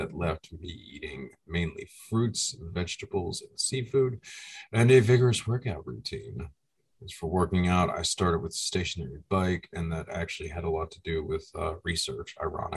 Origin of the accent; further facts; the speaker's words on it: United States; Being an American